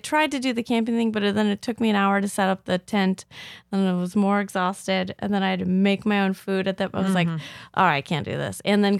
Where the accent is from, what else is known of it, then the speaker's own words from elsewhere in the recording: Rockford, Illinois, United States; born there; Okay. I was born in Rockford.